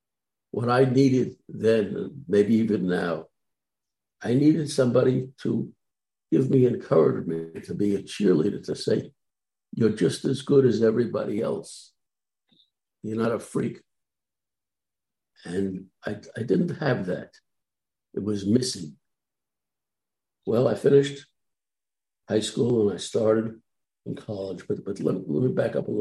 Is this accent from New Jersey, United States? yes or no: no; New York City, New York, United States; I was born and raised in New York City, in the borough of Brooklyn, New York.